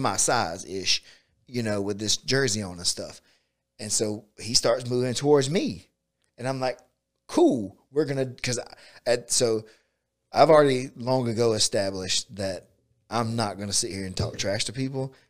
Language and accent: English; Bainbridge, United States; I grew up in Bainbridge